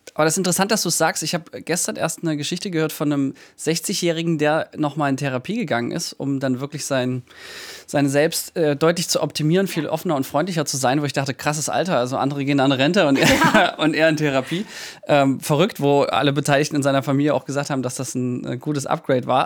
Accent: Mühlhausen, Germany; in meiner Heimatstadt

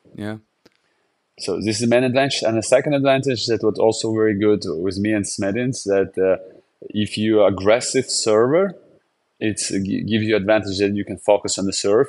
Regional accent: Jurmala, Latvia; English is a second language; my hometown to Jurmala.

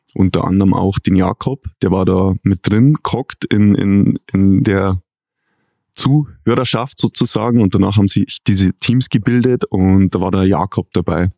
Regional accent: Pfaffenhofen an der Ilm, Bavaria, Germany; Ich bin in Bayern geboren

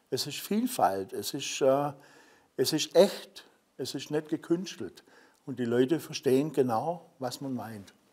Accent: Swabia, Baden-Württemberg, Germany; accent: Swabian

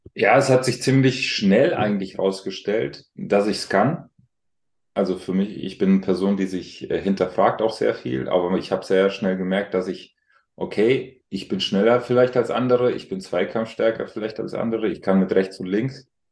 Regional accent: Alzenau, Bavaria, Germany; moved away; ich bin ja auf dem Land groß geworden

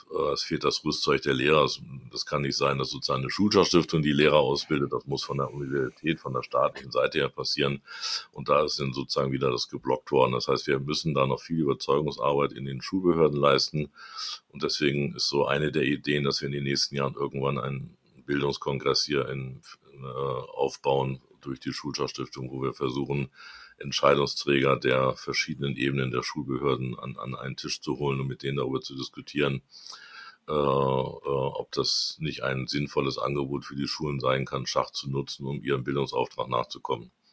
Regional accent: Hamburg, Germany; ich bin Hamburger Jung, äh, also bin in Hamburg groß geworden

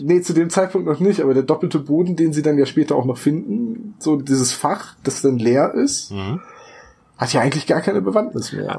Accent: Northern Germany, Germany; Wir sind Norddeutsche, wir können keine Dialekte.

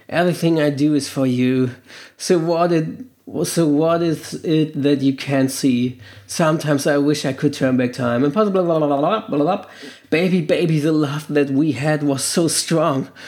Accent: Hamburg, Germany; Aus Hamburg. oh, Heimat. Hamburg, meine Perle, die beste Stadt der Welt und des Nordens überhaupt und sowieso von ganz Deutschland von der Welt.

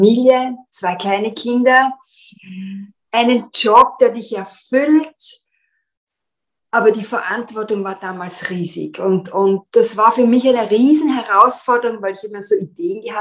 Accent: Vienna, Austria; moved away as an adult; now in London, United Kingdom; also ich bin in Wien aufgewachsen, bin als ähm, mit meinem damaligen Tanzpartner unserer Leidenschaft gefolgt, nach

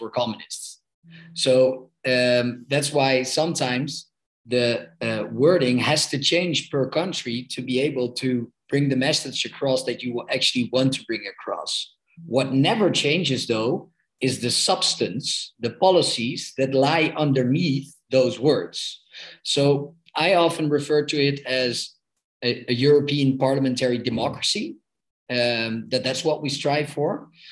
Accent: Amsterdam, North Holland, Netherlands; I'm 32 years old and I'm from Amsterdam in the Netherlands.

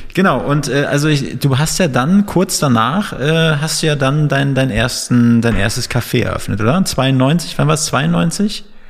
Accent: Northern Germany, Germany; now in Berlin, Germany; wir sind so Fischköpfe, sagt man. Wir kommen aus dem Norden ursprünglich.

